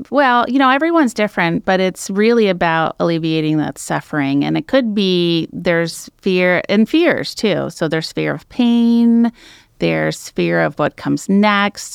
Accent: San Francisco East Bay, Alameda County, California, United States; also born or lived in Medford, Oregon; now in Oregon coast, United States; I grew up in the California, the San Francisco East Bay, so Alameda County area

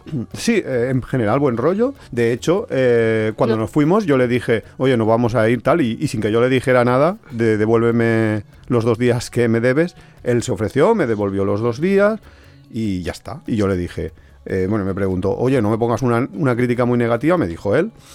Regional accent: Alicante, Valencian Community, Spain; nosotros somos de Alicante

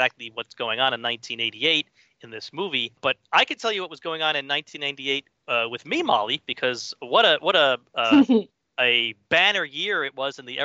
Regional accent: New York, United States; I'm a New Yorker of this time as well

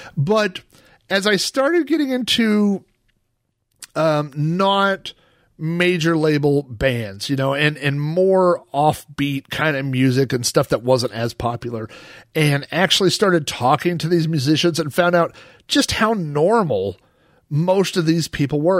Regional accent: Oklahoma, United States; I was the guy from Oklahoma

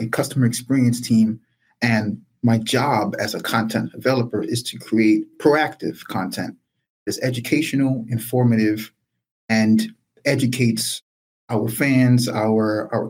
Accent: New York City, New York, United States; also born or lived in Brooklyn, New York; Born and raised in the South Bronx. I'm in Brooklyn now

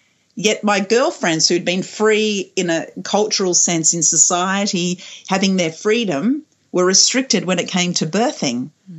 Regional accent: Kuwait; born there; I know I was born in Kuwait. I think I was born in a hospital in Kuwait, actually.

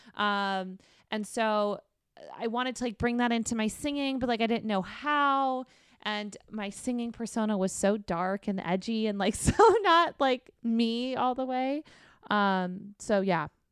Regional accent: Arizona, United States; moved away as an adult; also born or lived in New York / Texas; now in Los Angeles, United States; I'm from Arizona, and that led me to New York for a moment, then to Texas for a brief moment, and then to California, um, to L A.

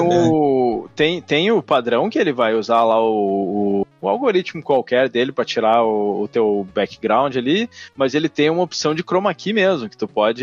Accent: São Leopoldo, Rio Grande do Sul, Brazil; São Leopoldo, que é a minha cidade natal

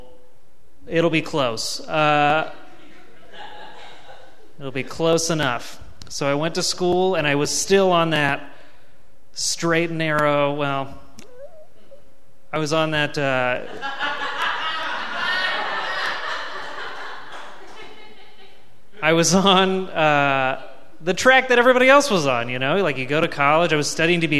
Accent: Virginia Beach, Virginia, United States; I grew up in Virginia Beach.

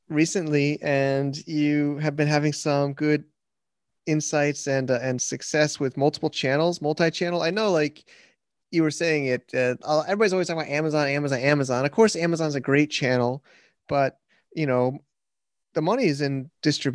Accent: United States; now in China; I'm an American

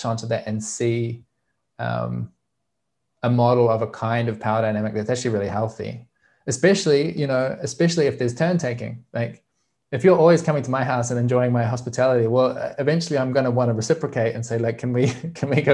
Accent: New Zealand; I grew up in Aotearoa, New Zealand

